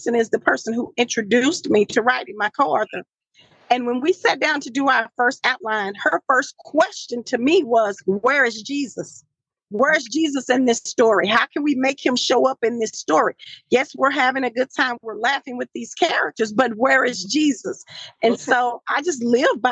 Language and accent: English; Marshall, Texas, United States; I'm from the country, Marshall, Texas. That's my hometown